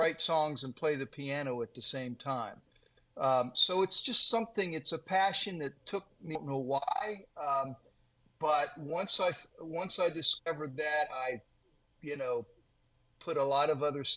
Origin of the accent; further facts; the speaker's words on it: Worthington, Ohio, United States; I was raised here, but I've stayed in one place